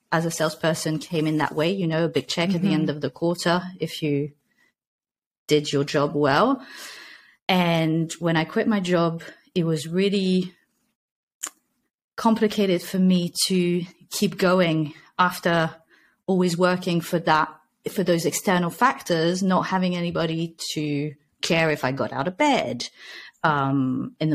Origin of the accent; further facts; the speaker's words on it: Nice, Provence-Alpes-Côte d'Azur, France; moved away as an adult; also born or lived in Amsterdam, Netherlands; now in Spain; I'm originally from Nice, in France